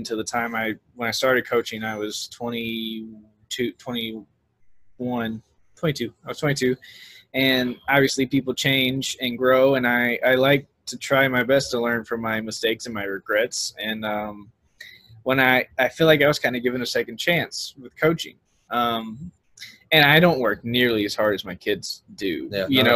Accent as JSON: {"language": "English", "town": "Pineville", "region": "Louisiana", "country": "United States", "tie": "born or raised there", "said": "that's where I grew up in Louisiana, in Pineville, which is really close to Alexandria"}